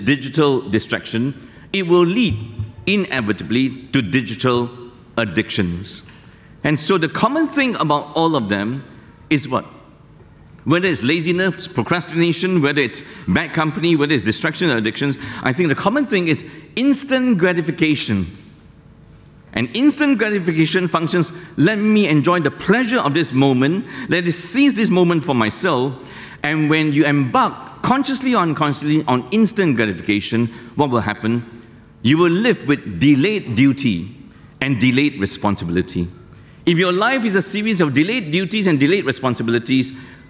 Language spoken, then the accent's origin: English; near Malacca, Malaysia; moved away; I took my test many years ago in Malacca, close to my hometown